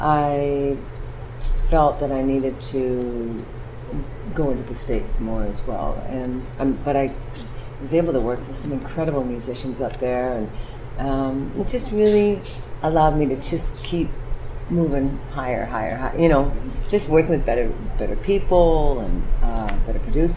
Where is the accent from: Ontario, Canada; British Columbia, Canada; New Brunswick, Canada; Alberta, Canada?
British Columbia, Canada; Dawson Creek; also born or lived in Vancouver, Canada; I'm originally from British Columbia, Canada, and we moved a lot. So the most significant town was Dawson Creek